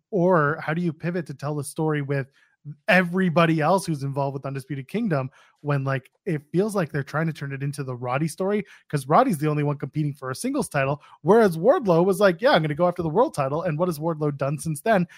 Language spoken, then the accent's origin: English; Canada; I'm Canadian.